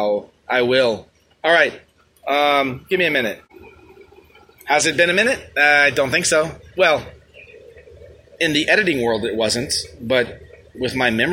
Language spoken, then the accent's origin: English; New York City, New York, United States; I hail from the Bronx